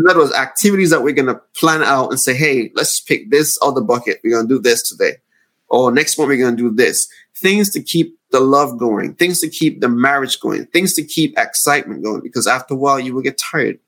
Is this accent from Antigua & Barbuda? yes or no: yes; Antigua & Barbuda; moved away as an adult; now in United States; I'm from the Caribbean oh. island of Antigua. So oh. growing up in the Caribbean